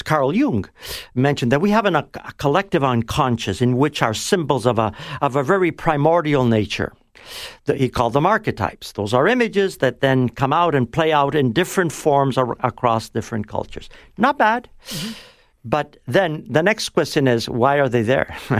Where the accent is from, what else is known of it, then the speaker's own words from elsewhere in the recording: Toronto, Ontario, Canada; also born or lived in Italy; I was brought over after the war in 1948